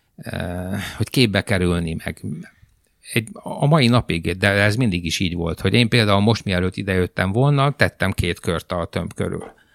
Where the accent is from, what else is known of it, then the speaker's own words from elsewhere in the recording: Timișoara, Timiș County, Romania; first language Hungarian; moved away as an adult; now in Hungary; Temesváriként 650 km a tengerparttól